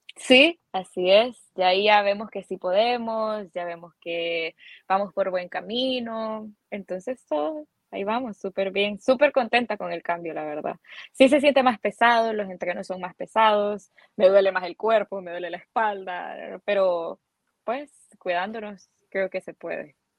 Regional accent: San Salvador, El Salvador; salvadoreña, aquí he vivido siempre

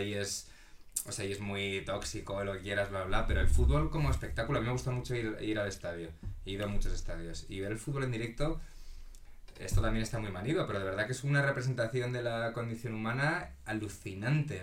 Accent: Madrid, Community of Madrid, Spain; also born or lived in A Coruña, Galicia; de Madrid, viví en Galicia bastantes años y luego me volví a vivir a Madrid.

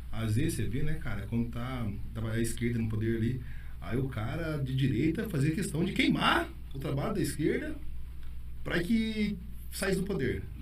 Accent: Brazil; Sou brasileiro.

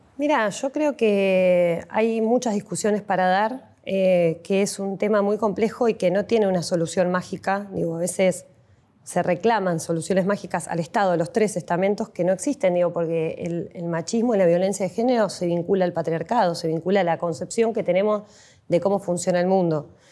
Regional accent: La Plata, Buenos Aires Province, Argentina; nacimos acá en La Plata, vivimos toda la vida en Tolosa.

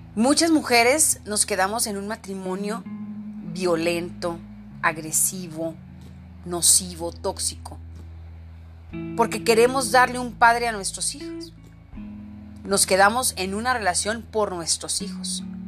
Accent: Mexico; ser mujer en mi país

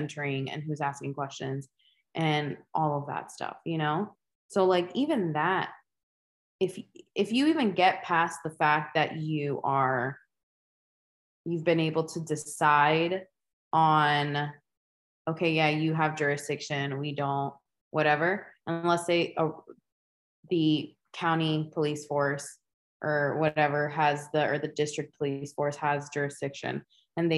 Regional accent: United States; us mainland

